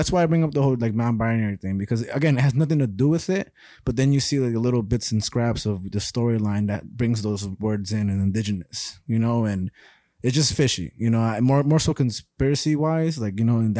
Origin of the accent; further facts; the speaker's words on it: Boston, Massachusetts, United States; All right. I'm from Boston.